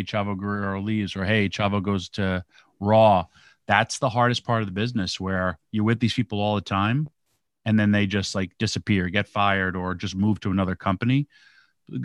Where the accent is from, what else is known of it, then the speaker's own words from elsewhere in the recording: Yonkers, New York, United States; New York. Wow, Yonkers, New York.